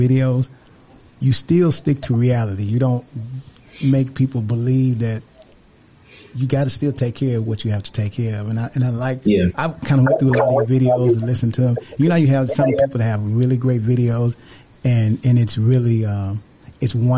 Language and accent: English; Mississippi, United States; I was born in Mississippi